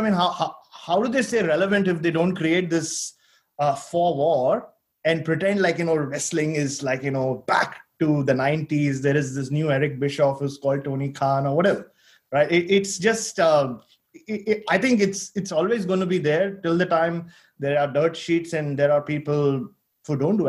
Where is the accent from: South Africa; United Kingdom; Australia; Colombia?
Australia; And one day I said that I was there as an Australian journalist.